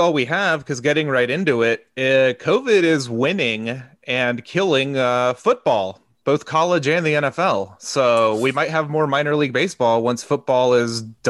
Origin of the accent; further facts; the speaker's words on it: Gwinnett County, Georgia, United States; I grew up in Gwinnett, so it's right near my mom's house.